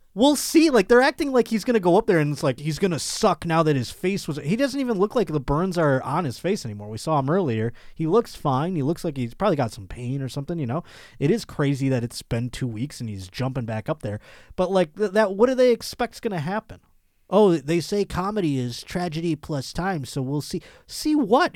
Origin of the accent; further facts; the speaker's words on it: Buffalo, New York, United States; moved away; my hometown, Buffalo, New York